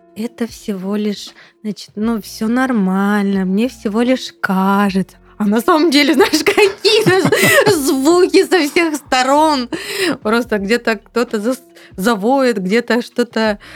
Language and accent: Russian; Temryuk, Krasnodar Krai, Russia; moved away